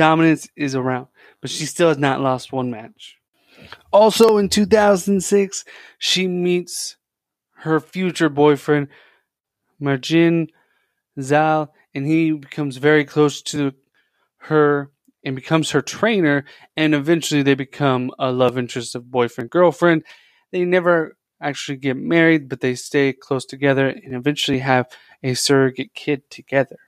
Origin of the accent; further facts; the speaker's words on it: United States; growing up in America